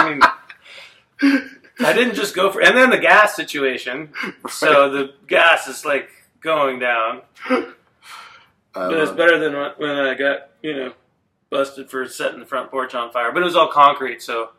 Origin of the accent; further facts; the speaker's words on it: Templeton, California, United States; I'm from right here in Templeton, MJ.